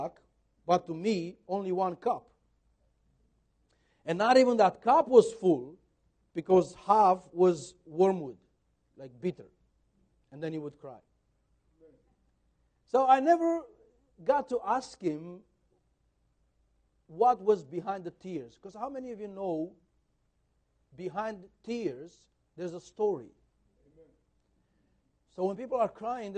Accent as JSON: {"language": "English", "town": "Brasov", "region": "Brașov County", "country": "Romania", "tie": "born or raised there", "said": "We were teenagers growing up in Brasov church."}